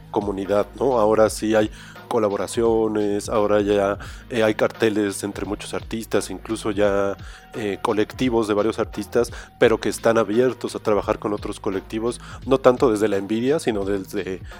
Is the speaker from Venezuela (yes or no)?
no; Mexico; todo que hablan de tan cercano de las cosas que nos suceden como pues, pues como pueblo, comunidad como mexicanos.